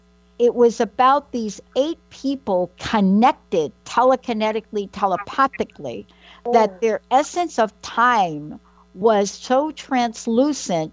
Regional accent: New York, United States; I'm from New York

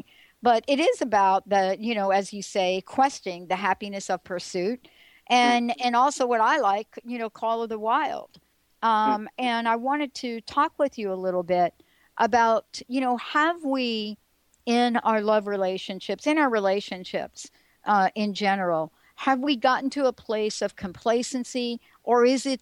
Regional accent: East Coast, United States; moved away; I grew up on the East Coast

